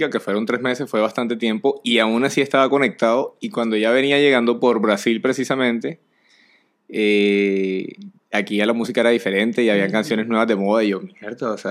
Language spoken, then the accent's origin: Spanish; Barranquilla, Atlántico, Colombia; Ya como, marica, o sea, soy de aquí de Barranquilla, ya no conozco la, cuál es la canción del carnaval